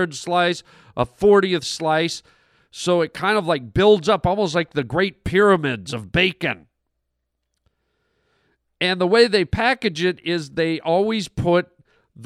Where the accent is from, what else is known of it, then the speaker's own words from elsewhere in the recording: Toronto, Ontario, Canada; moved away as an adult; now in Los Angeles, United States; when I grew up, there was not a big Spanish population in Toronto, Canada